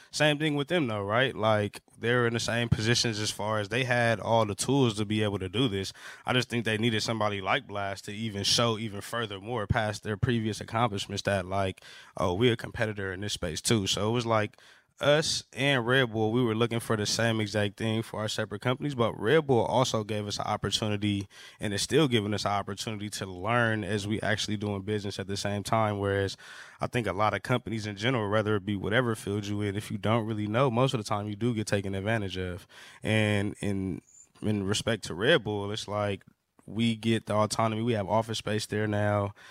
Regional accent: Los Angeles, California, United States; growing up in Los Angeles

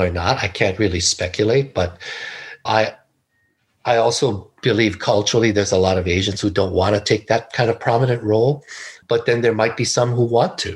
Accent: Hawaii, United States; moved away; also born or lived in California; I was born and raised in Hawaii

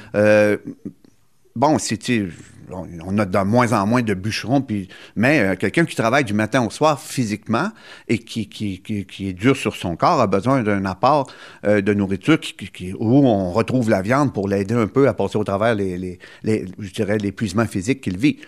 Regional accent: Gaspésie, Quebec, Canada; chez nous, en Gaspésie

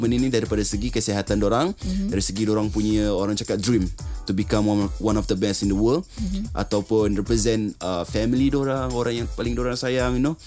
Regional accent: Sabah, Malaysia; saya berasal dari Sabah.

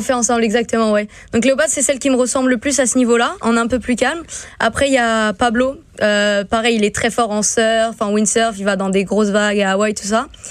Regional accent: St. Martin; moved away; je viens de Saint-Martin

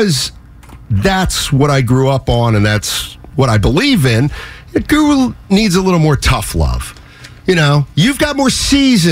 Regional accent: Reading, Pennsylvania, United States; I grew up 40 minutes from Philadelphia in Reading, Pennsylvania.

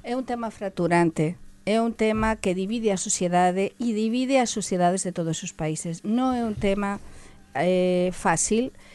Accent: La Rioja, Spain; Portuguese is a second language; also born or lived in Galicia; now in Portugal; Na, na Rioja, por exemplo, a Minha terra, não é? Teño a mistura, sabem da Rioja e da Galiza

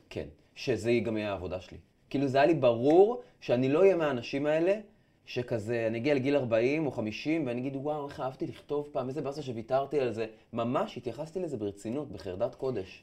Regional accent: Afula, Northern District, Israel; moved away as an adult; now in Tel Aviv, Israel; עברתי מעפולה לתל אביב.

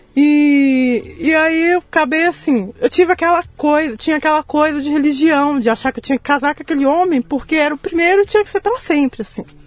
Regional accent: São João Evangelista, Minas Gerais, Brazil; moved away; also born or lived in Guanhães, Minas Gerais; João Evangelista, que é onde eu vivi, que eu cresci

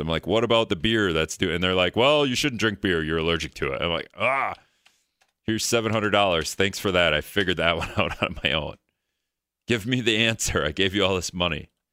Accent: Greenville, Wisconsin, United States; also born or lived in Hortonville; now in La Crosse, United States; I'm from Greenville. originally

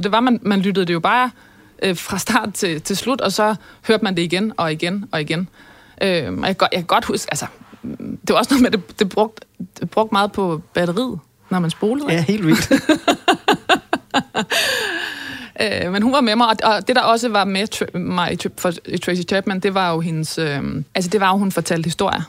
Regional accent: North Sea coast, West Jutland, Denmark; vokse op ved Vesterhed

